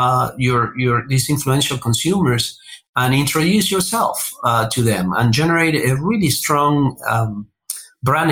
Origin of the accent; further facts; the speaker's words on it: Buenos Aires, Argentina; moved away as an adult; now in United States; I was born and raised in Buenos Aires, Argentina